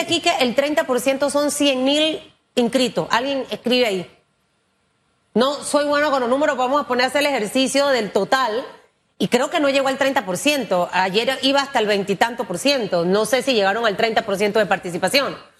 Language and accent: Spanish; Panama; como panameña